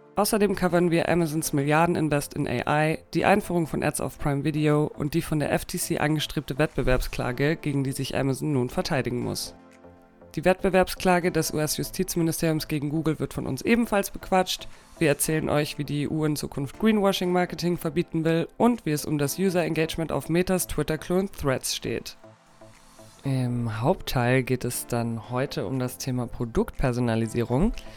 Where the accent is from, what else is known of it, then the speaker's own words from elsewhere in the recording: Munich, Bavaria, Germany; als Münchner